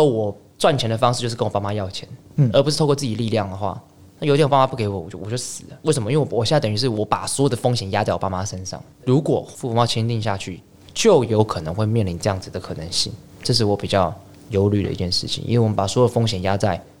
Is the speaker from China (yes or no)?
no; Taiwan; 从三一八后，大家非常了解到一件事，就是哎，我是台湾人，我不是中国人。